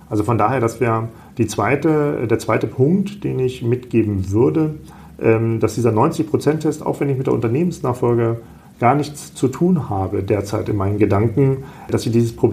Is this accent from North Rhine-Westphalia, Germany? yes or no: no; Salzgitter, Lower Saxony, Germany; born there; now in Kassel, Germany; Aus Salzgitter bei Braunschweig.